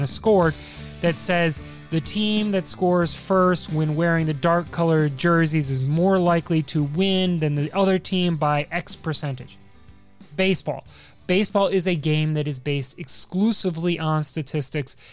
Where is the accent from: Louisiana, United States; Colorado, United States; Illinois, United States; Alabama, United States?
Illinois, United States; Chicago; I'm from Chicago